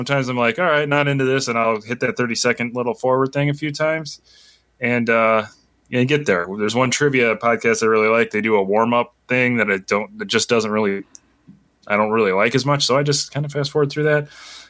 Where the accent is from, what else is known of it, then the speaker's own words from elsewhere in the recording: Lincoln, Illinois, United States; moved away; I no longer live there, but I am proud that I was born and raised in Lincoln, Illinois.